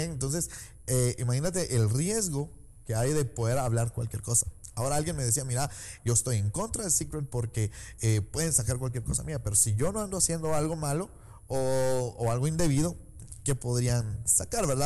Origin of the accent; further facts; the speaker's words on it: Guatemala